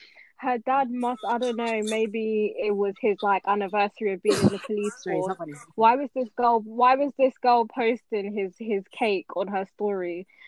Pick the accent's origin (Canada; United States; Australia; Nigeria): Nigeria; moved away; people like me and you, Tof, we come from Nigeria